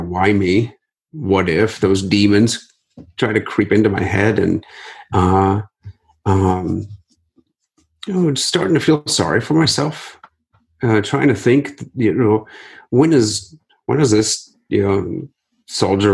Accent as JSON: {"language": "English", "town": "Akron", "region": "Ohio", "country": "United States", "tie": "born or raised there", "said": "the 2016 Akron Marathon, which is my hometown"}